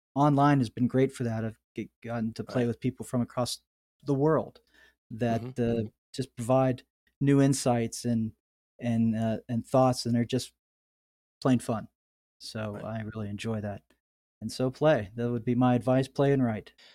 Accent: outside of Pittsburgh, Pennsylvania, United States; moved away as an adult; also born or lived in California; my hometown here outside of Pittsburgh, uh, Pennsylvania

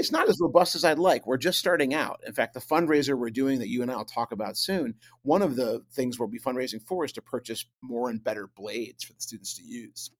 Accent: Buffalo, New York, United States; I grew up in Buffalo

